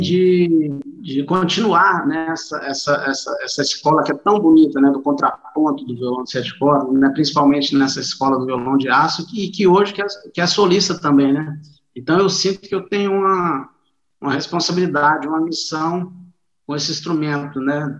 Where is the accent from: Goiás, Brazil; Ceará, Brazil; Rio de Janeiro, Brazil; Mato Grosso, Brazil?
Goiás, Brazil; Goiânia; eu sou nascido em Goiânia, né, em 1977 eu comecei tocar lá